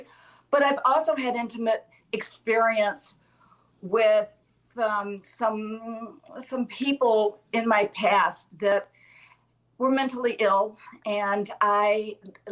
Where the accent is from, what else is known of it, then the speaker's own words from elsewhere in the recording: Alabama, United States; I'm from Alabama